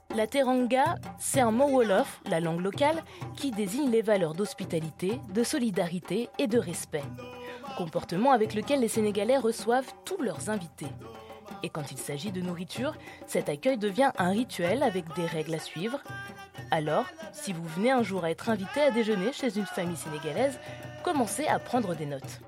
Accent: Côte d’Ivoire; chez moi en Côte d'Ivoire

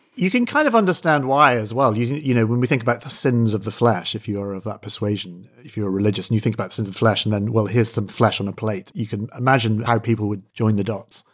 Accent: Scotland, United Kingdom; As a Scot, I grew up eating porridge at school

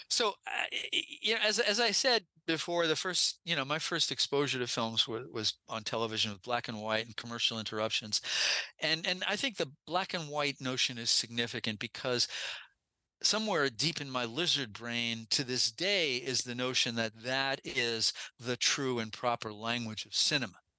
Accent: New York City, New York, United States; when I was growing up in New York City

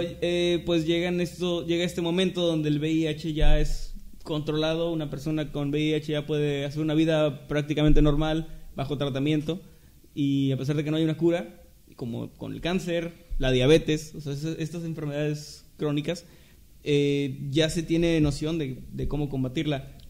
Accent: Mexico; somos mexicanos

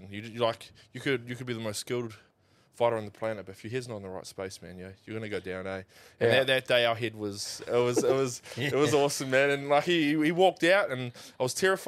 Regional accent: New Zealand; now in Australia; being Kiwi, like, I felt a little left out, eh? Like, yeah, you know, I'm watching the All Blacks as a kid, you know, and like, I'm a Kiwi.

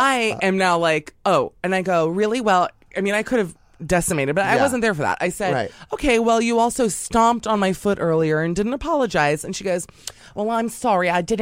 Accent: New York City, New York, United States; being a New Yorker

